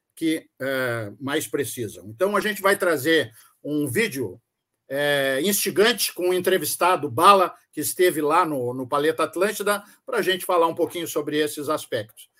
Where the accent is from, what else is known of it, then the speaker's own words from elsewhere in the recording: Rio Grande do Sul, Brazil; nós somos gaúchos